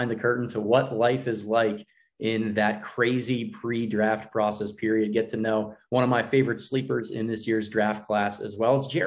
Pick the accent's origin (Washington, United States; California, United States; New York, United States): New York, United States; New York City; I'm from New York.